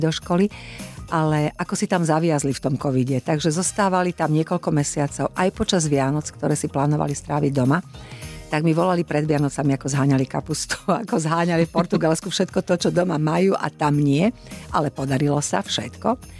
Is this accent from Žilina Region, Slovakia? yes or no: no; Košice, Košice Region, Slovakia; ako sme cestovali z Košic